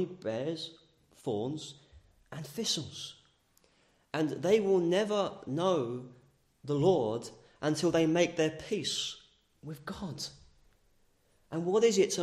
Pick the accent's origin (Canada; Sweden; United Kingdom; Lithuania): United Kingdom; England; as English people, it's pleasant and green land